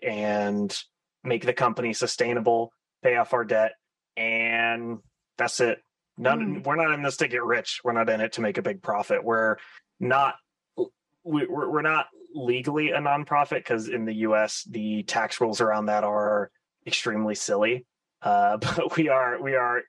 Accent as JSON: {"language": "English", "region": "Florida", "country": "United States", "tie": "born or raised there", "also_born_or_lived": "San Francisco area, United States", "moved": "as an adult", "said": "I've since moved home to where I grew up in Florida."}